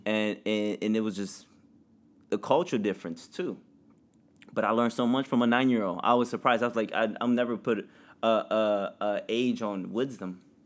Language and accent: English; Indiana, United States; growing up in Indiana with no other family